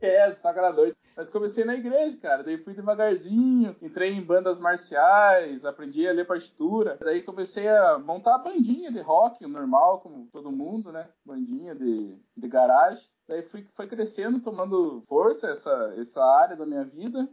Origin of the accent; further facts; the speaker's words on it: South Region, Brazil; accent: southern (sotaque do sul), caipira; Sou muito caipira. Desculpa aí quem tá ouvindo esse sotaque aqui do sul